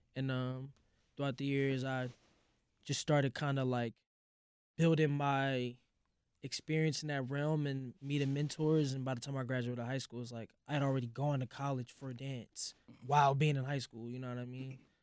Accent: St. Louis, Missouri, United States; born or raised there; also born or lived in Hoffman Estates, Illinois

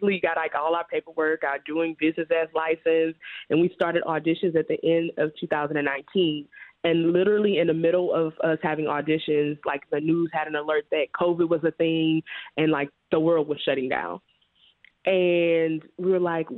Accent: Baton Rouge, Louisiana, United States; moved away as an adult; now in Chicago, United States; I moved here in 2017, but I was born in Baton Rouge, Louisiana, and it was in a predominantly Black neighborhood

